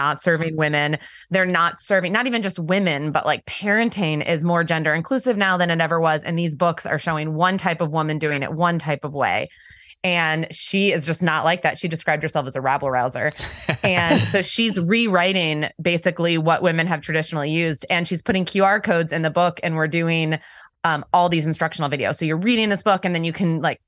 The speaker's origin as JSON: {"language": "English", "region": "Pennsylvania", "country": "United States", "tie": "born or raised there", "also_born_or_lived": "Washington, D.C. / North Carolina"}